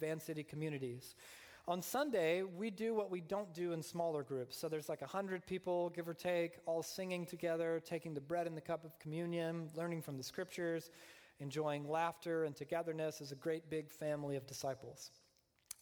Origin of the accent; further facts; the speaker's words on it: Deep South, United States; I was raised in the Deep South, a fundamentalist Southern Baptist upbringing